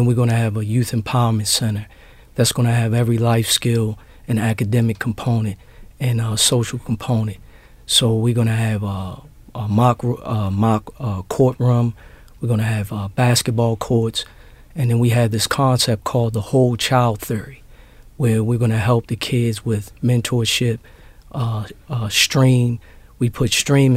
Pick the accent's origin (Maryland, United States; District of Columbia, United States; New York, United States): Maryland, United States; Baltimore; I grew up in Sandtown in the Gilmore area